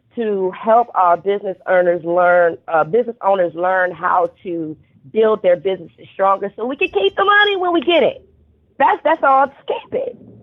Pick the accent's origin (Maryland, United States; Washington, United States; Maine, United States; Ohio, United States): Ohio, United States; Cleveland; I'm um, born and raised in Cleveland